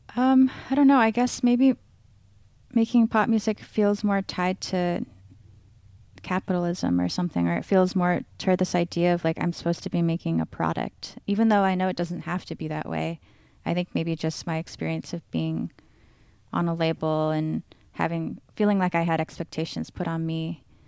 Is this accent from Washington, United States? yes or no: yes; Seattle, Washington, United States; I grew up in North Seattle.